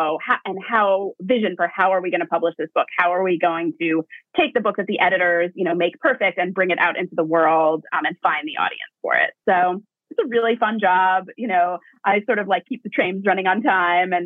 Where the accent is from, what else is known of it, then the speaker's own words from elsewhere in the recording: Hastings-on-Hudson, New York, United States; So I grew up in Westchester. I'm from Hastings-on-Hudson and I went to Hastings High School.